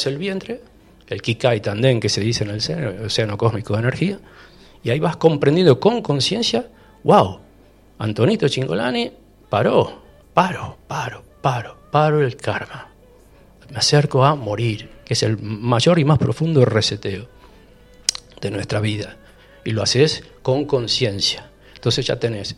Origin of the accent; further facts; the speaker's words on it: Rosario, Santa Fe, Argentina; moved away as an adult; also born or lived in Europe / Spain; now in Capilla del Monte, Argentina; en Rosario, soy rosarino